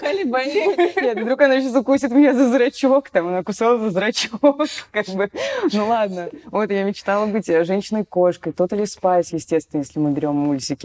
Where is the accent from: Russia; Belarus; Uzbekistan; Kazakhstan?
Russia; Saint Petersburg; мы же все из Питера